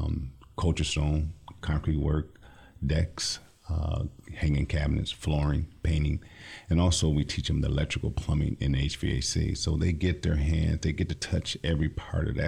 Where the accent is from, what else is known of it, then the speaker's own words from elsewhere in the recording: Lansing, Michigan, United States; I'm from the Lansing area, born and raised.